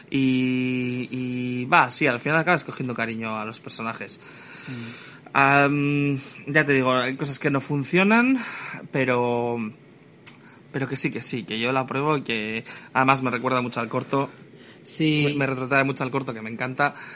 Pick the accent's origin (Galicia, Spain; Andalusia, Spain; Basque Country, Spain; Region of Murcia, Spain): Region of Murcia, Spain; yo soy murciana y está todo por encima.